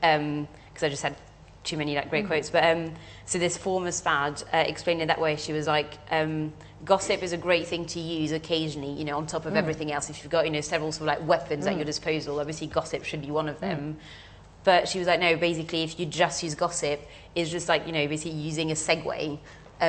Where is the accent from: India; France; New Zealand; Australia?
France; now in United Kingdom; I'm French as well and grew up in France